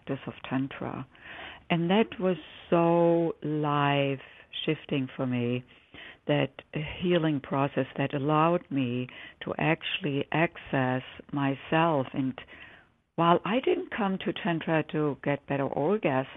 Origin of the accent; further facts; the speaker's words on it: Germany; English is a second language; moved away as an adult; now in United States; as the listeners can probably detect from my accent. I didn't grow up here. I grew up in Germany